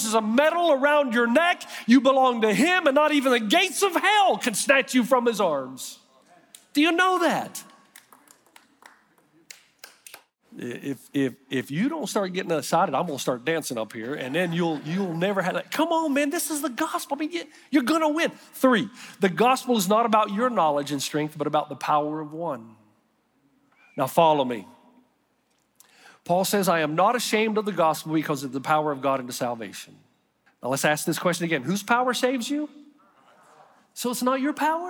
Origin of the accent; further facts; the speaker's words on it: East Tennessee, United States; I grew up in Eastside Christian Church in the sticks of East Tennessee